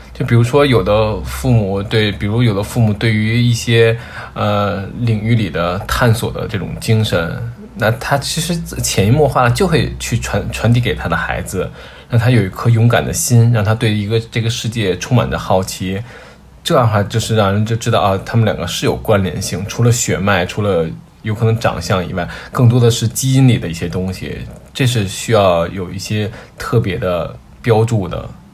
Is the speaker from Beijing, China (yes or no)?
yes; Beijing, China; 我是土生土长的北京人，我是在互通里的。然后我们这一代大多都是独生子女